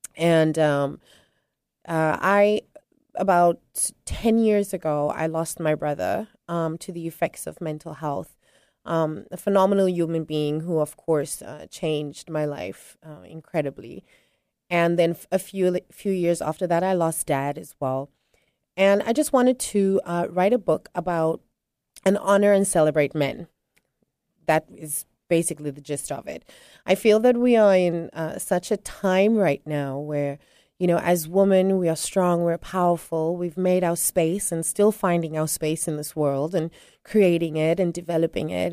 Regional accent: South Africa; now in Tanzania; I am originally South African, but I reside on the, in the beautiful country of Tanzania

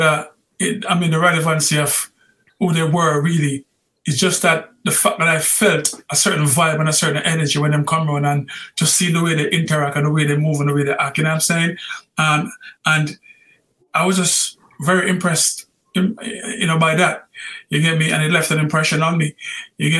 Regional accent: Kingston, Jamaica; I was born in a place called Tiger Valley, which is next door to Yeso Lassie High School, okay. Kingston 11

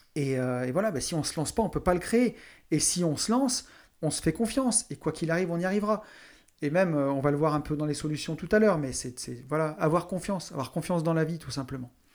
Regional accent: near Saint-Étienne, Auvergne-Rhône-Alpes, France; je viens d'à côté de Saint-Étienne, une grande ville minière

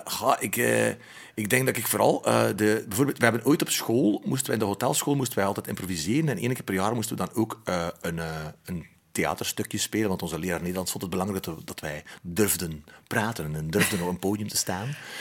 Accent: Flanders, Belgium; Wij zijn daar slecht in, hè, als Vlaming

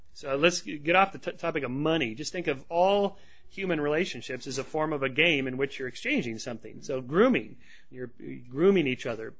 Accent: California, United States; I'm from California.

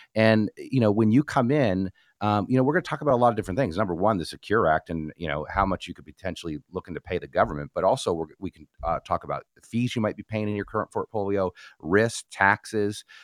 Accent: New Jersey, United States; moved away; was born and raised in New Jersey

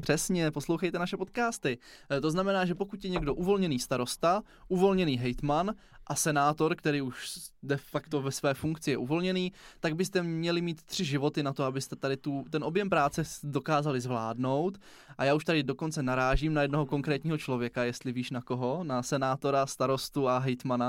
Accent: South Moravian Region, Czechia; u nás na Jižní Moravě

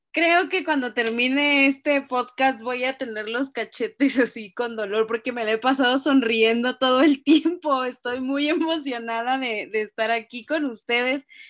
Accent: Ciudad del Carmen, Campeche, Mexico; also born or lived in Reynosa, Tamaulipas; now in Mexico City, Mexico; nací en Reynosa, Tamaulipas, crecí en Ciudad del Carmen, Campeche y ahora vivo en la Ciudad de México.

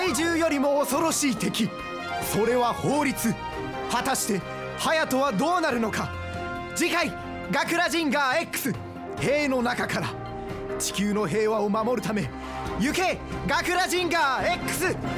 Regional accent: Okayama, Japan; 僕の地元岡山県

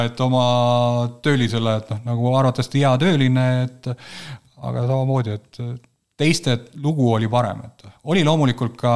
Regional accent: Ida-Viru County, Estonia; ma olen Ida-Virumaalt pärit, siis ma nii-öelda midagi ikka tönkan seal

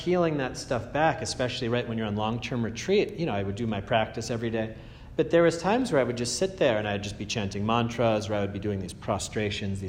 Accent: Andover, Massachusetts, United States; I come from Andover

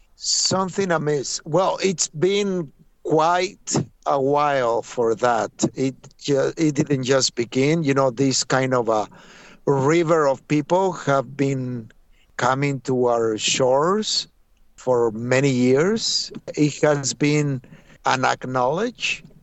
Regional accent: Mexico; now in New York, United States; I am from Mexico

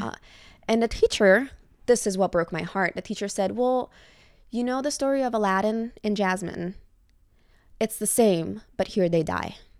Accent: Reggio Emilia, Emilia-Romagna, Italy; English is a second language; moved away as an adult; also born or lived in Switzerland; now in New York, United States; My town is called Reggio Emilia

